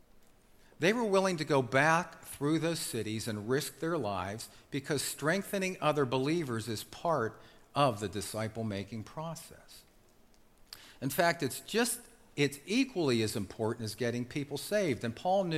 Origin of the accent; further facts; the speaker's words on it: Pittsburgh, Pennsylvania, United States; I grew up in Brighton Heights on the north side.